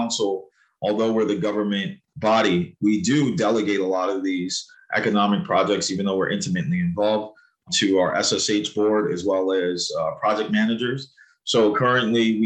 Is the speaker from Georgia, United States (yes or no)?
no; Riverhead, New York, United States; also born or lived in Huntsville, Alabama / Southampton, New York / Manhattan, New York; Came up back to home to New York when I was 5 years old. My mom's home state. Went to Riverhead schooling until seventh grade. Came to Southampton in eighth grade. Graduated Southampton High School.